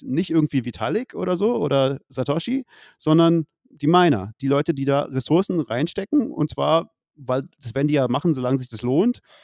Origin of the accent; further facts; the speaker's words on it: Leipzig, Saxony, Germany; ich, ich komme aus Leipzig